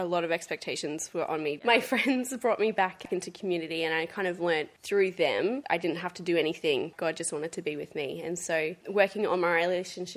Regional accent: Gold Coast, Queensland, Australia; grew up on the Gold Coast

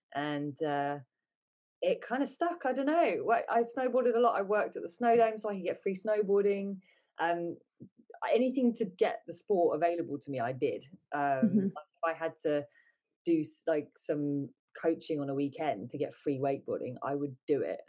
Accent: England, United Kingdom; also born or lived in United States; I was born in England. Uh, we moved to America for a bit, then we moved back to England

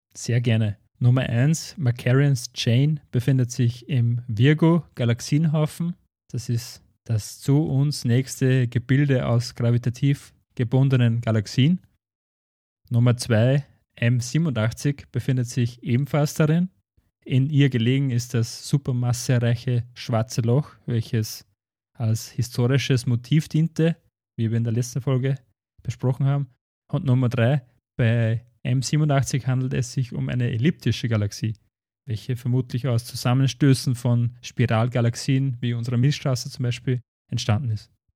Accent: Schärding, Upper Austria, Austria; bei uns in Schering

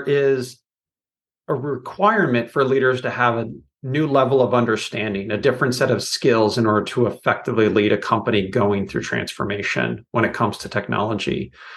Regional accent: Silicon Valley, California, United States; now in Portland, United States; growing up in Silicon Valley

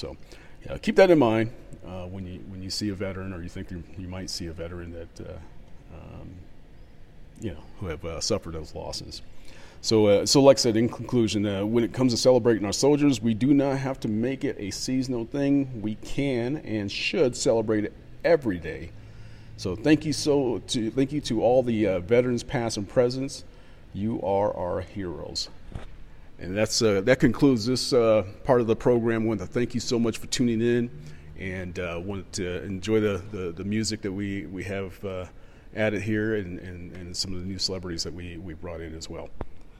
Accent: Midwest, United States; also born or lived in East Coast, United States; Now, being a kid in the 80s, growing up in the Midwest and East Coast

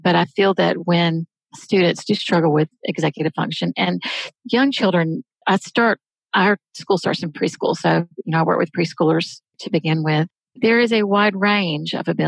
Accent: the South, United States; I was born in the South, raised in the South.

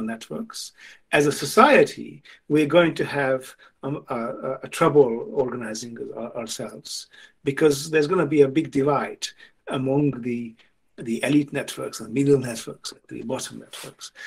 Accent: Hungary; now in England, United Kingdom; I grew up in Hungary, where it was okay to not to like classical music without it being a signal, and now I live in England

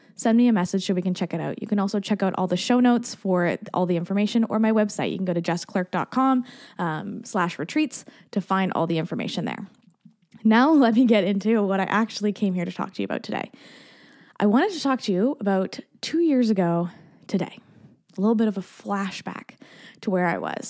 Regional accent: Canada; also born or lived in Barbados; as a Canadian

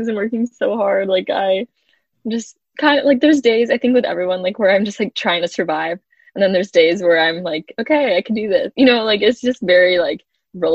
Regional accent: Kansas City, United States; I'm from Kansas City

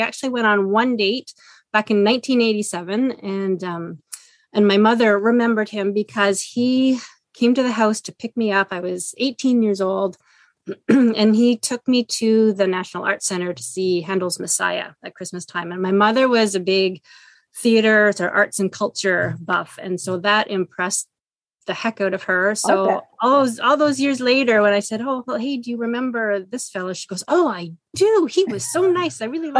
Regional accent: Ottawa, Ontario, Canada; moved away as an adult; also born or lived in Montreal / Vancouver Island; So I did grow up in Ottawa. I was born in Montreal, grew up in Ottawa. I left for close to 20 years, lived on Vancouver Island with my first husband. Our kids were born there. And then I moved back here about 7 years ago.

